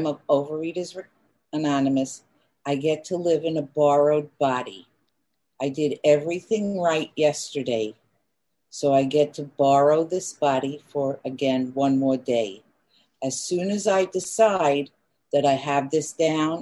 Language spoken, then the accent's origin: English; New York City, New York, United States; I grew up in Queens, New York